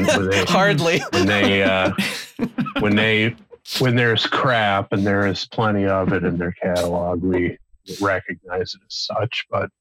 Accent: Detroit, Michigan, United States; moved away; I grew up in the Detroit area

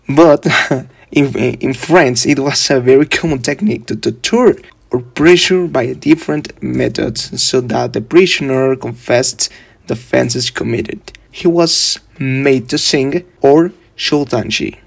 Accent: Mexico; I'm 19 years old and I'm from Mexico

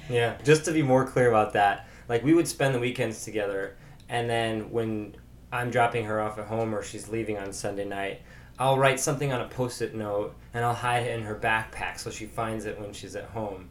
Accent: Chicago, Illinois, United States; from Chicago

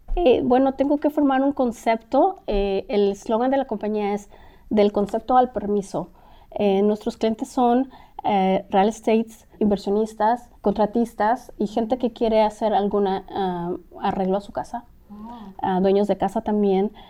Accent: Mexico City, Mexico; moved away as an adult; now in Los Angeles, United States; soy mexicana de la capital, el DF

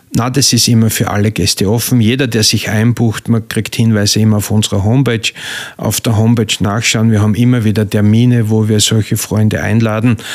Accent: Styria, Austria; also born or lived in South Africa / Switzerland / Baden bei Wien; now in Pörtschach am Wörthersee, Austria; ich bin ein geborener Steirer

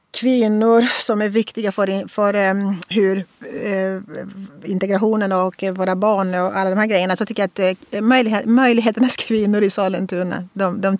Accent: Russia; Så att liksom så bara, ja, jag är från Ryssland.

